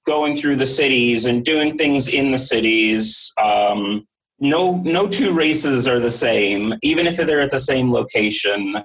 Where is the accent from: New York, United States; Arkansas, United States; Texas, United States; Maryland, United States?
Maryland, United States; Mount Airy; I grew up in Mount Airy, Maryland